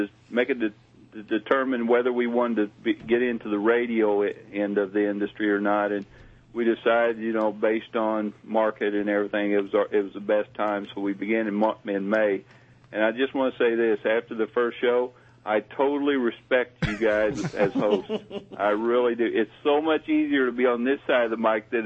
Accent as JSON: {"language": "English", "region": "the southern United States", "country": "United States", "accent": "southern", "said": "As you can tell, I have a southern accent, so I'm more from the southern area of this country."}